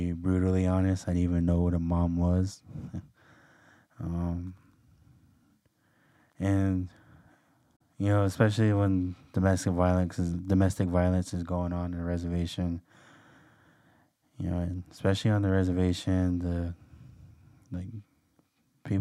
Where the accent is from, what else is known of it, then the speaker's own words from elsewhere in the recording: Lapwai, Idaho, United States; I am from Lapway, Idaho. My tribe is Nez Perce. And so I grew up in a very